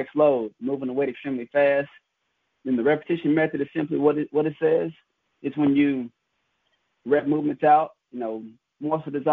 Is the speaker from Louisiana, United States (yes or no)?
yes; Shreveport, Louisiana, United States; moved away as an adult; also born or lived in Lafayette, Louisiana / Tennessee; now in Jackson, United States; growing up in Shreveport, Louisiana